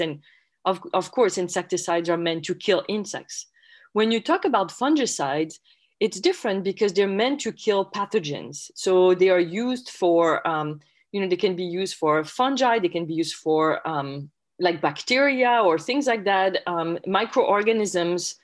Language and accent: English; France; English is a second language; moved away as an adult; also born or lived in Logan, Utah, United States; now in United States; as you can probably tell from my accent, I'm originally from France